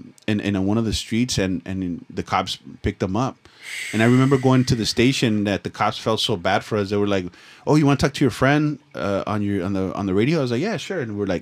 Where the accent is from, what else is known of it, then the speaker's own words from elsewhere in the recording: Los Angeles, California, United States; Dude, growing up in Echo Park, you know how many fucking old men try to fucking hit me up?